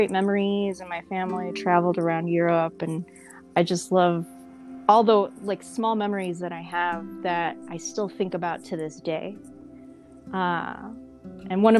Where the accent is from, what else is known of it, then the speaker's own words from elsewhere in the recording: Illinois, United States; also born or lived in Hawaii / Germany; now in New York, United States; growing up in Illinois, it was interesting. I grew up in a predominantly white neighborhood.